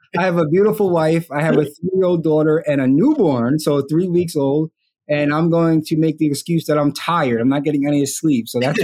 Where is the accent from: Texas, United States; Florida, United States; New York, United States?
New York, United States; Wyandanch; also born or lived in North Amityville, New York; I'm from Wyandanch, Long Island, Suffolk County. I live currently in North Amityville